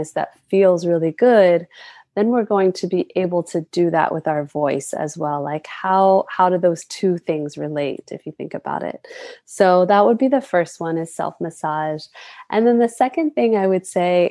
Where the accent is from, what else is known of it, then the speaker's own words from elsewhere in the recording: North Carolina, United States; now in Hawaii, United States; I was born and raised in the United States on the mainland in North Carolina